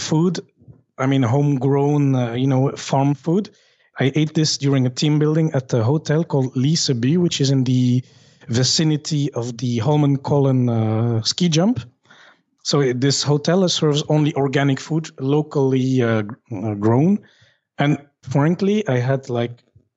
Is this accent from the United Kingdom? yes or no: no; Belgium; I'm from Belgium